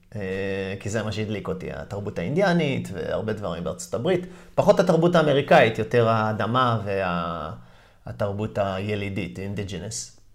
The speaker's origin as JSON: {"language": "Hebrew", "town": "Haifa", "region": "Haifa District", "country": "Israel", "tie": "born or raised there", "also_born_or_lived": "New York, United States", "moved": "as an adult", "said": "נולדתי פה וגדלתי פה בחיפה"}